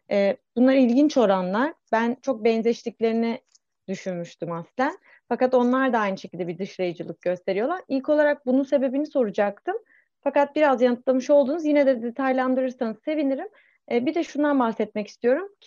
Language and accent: Turkish; Şanlıurfa, Turkey; Ben de Urfalıyım bu arada.